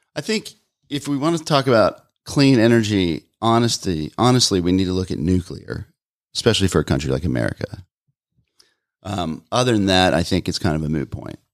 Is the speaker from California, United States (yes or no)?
no; Atlanta, Georgia, United States; I'm from Atlanta